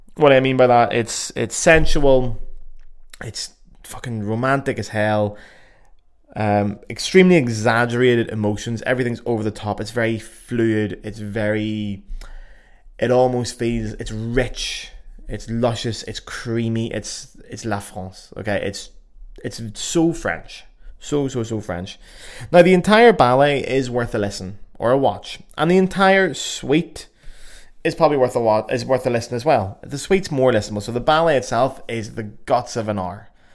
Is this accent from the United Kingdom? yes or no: yes; Belfast, Northern Ireland, United Kingdom; accent: Belfast; my beautiful Belfast accent